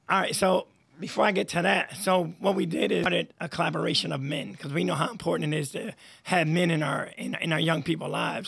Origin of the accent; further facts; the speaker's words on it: Troy, New York, United States; born and raised in Troy